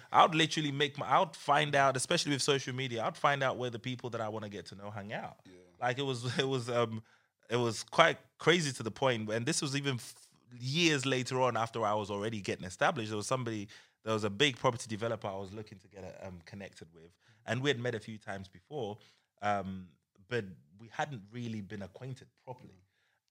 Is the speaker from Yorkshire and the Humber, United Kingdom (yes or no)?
no; Croydon, London, United Kingdom; growing up in Croydon